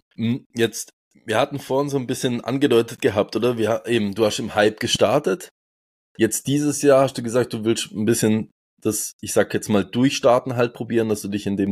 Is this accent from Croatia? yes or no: no; Switzerland; ich bin aus der Schweiz